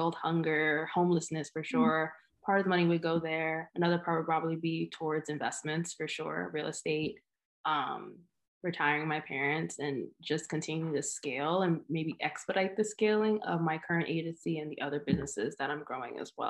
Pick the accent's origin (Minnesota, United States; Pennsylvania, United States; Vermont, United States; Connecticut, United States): Connecticut, United States; also born or lived in New York (suburbs); we've been here for about 16 years or so